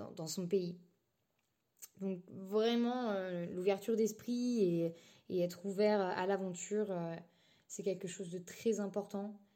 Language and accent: French; France; j'ai 25 ans et je suis française